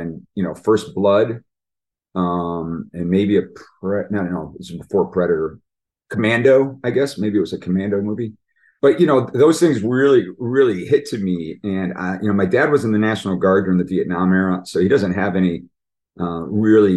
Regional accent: Buffalo area, New York, United States; We're all from Buffalo

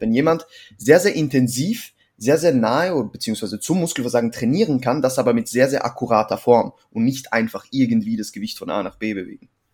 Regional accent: Switzerland; now in Vienna, Austria; ich bin ursprünglich aus der Schweiz, wohne mittlerweile in Wien

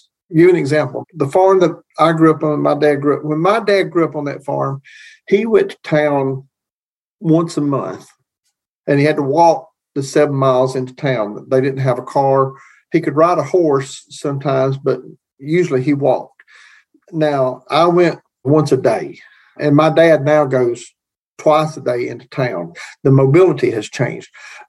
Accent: Appalachia, United States; I'm pure Appalachian. I still listen to bluegrass.

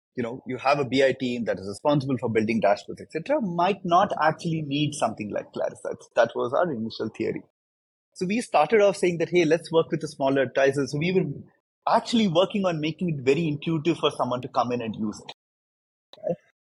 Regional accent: India; I, I come from India, uh, and I, I grew up there. Grew up in India

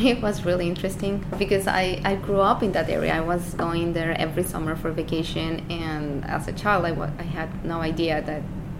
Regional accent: Mexico City, Mexico; moved away as an adult; also born or lived in San Luis Potosí; now in United States; I was born and raised in Mexico City

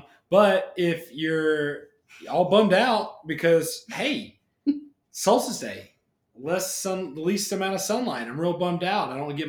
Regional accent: Alabama, United States; I grew up in Alabama not knowing any Jewish people

